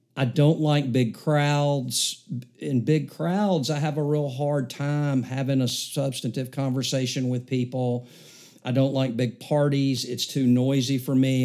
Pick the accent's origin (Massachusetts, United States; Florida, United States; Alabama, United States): Alabama, United States; Mountain Brook; I grew up here in Mountain Brook in our community, um, lived here my whole life outside of going to Alabama in college.